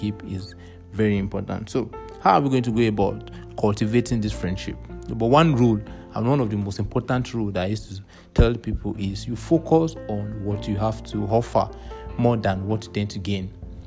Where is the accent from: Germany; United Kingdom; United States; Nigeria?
Nigeria; being a Nigerian